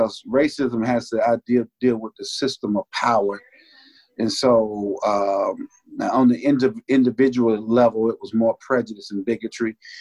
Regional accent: Georgia Florida line, United States; also born or lived in Bainbridge, Georgia; I was raised on the Georgia Florida line, actually 22 miles south of Bainbridge. I grew up, and so I uh, went to church in North Florida

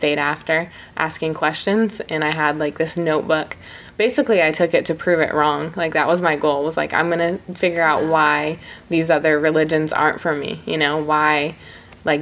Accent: Marion, Indiana, United States; also born or lived in Bloomington, Indiana; born and raised in Marion, Indiana, and then I came to Bloomington for undergrad

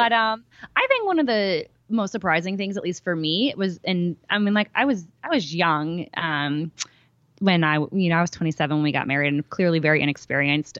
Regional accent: New York, United States; I'm from New York

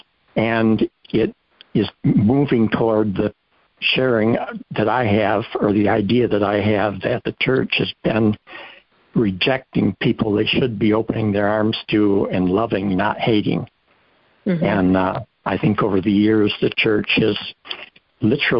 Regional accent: Cedar Springs, Michigan, United States; also born or lived in Grand Rapids, Michigan; I'm from Michigan, and I was born here in Grand Rapids, raised in Cedar Springs

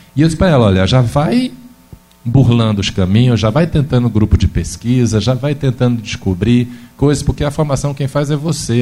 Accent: interior of Bahia, Brazil; now in Minas Gerais, Brazil; do interior da Bahia, onde eu nasci

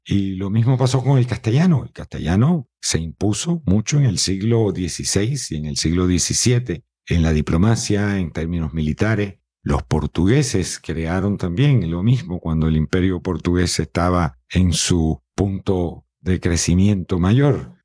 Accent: Matanzas, Cuba; accent: Cuban; now in Miami, United States; mi ciudad, que es San Carlos de Matanzas, que creo que este acento prevalece

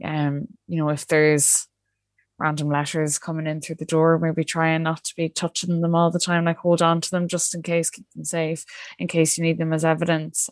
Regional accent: Ireland; as Irish people

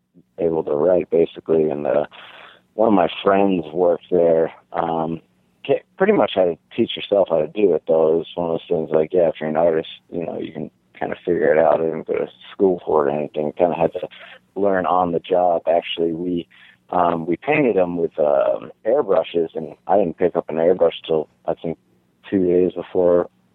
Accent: Las Vegas, Nevada, United States; you don't really think about the Vegas side of it until you're a little bit older. I mean, outside the Strip, Vegas is the same as any other place

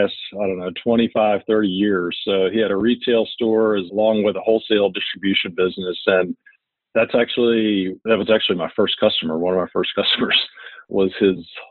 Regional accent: Beaumont, Texas, United States; I'm originally from Beaumont, Texas. Grew up in Beaumont, went to high school through there

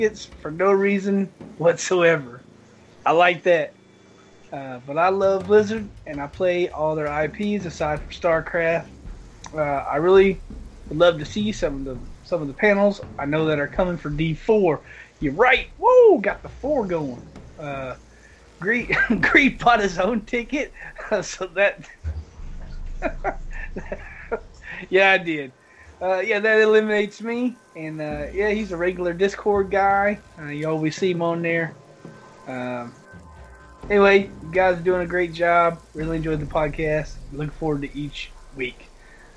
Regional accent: the South, United States; I'm from the South

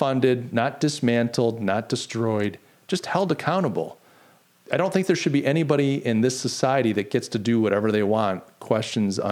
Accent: United States; I'm an American

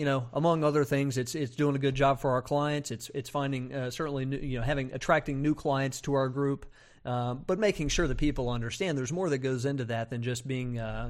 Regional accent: Burlington, North Carolina, United States; I can say that. I'm from North Carolina.

